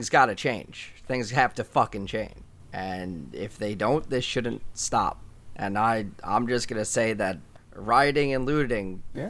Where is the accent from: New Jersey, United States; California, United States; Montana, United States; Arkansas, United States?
New Jersey, United States; born or raised there